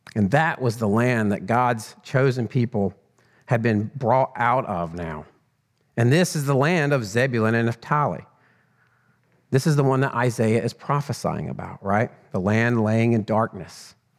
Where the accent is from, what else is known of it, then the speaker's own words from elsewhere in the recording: Northwest Georgia, United States; also born or lived in Mexico / New Mexico; I grew up in, uh, a bit of a small town in Northwest Georgia